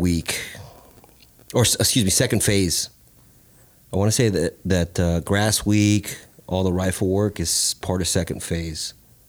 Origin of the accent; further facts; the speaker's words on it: North Carolina, United States; We spent a small portion growing up in North Carolina, and I remember my old man taught me how to shoot his .22 Winchester.